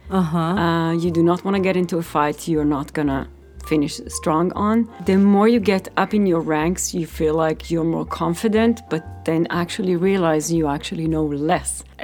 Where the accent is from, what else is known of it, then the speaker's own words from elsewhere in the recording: Israel; I grew up in Israel. I was doing martial arts.